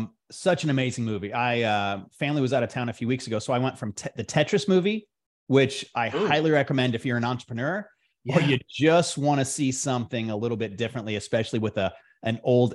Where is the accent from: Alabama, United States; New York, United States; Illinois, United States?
Illinois, United States; now in Dallas, United States; Oh, nice. I'm from Central Illinois originally.